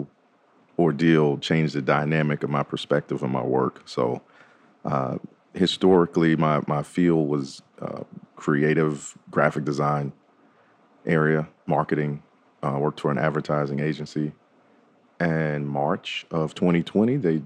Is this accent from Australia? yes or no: no; New York, United States; now in Nashville, United States; I grew up in New York, so, you know, that's a fashion heavy market up there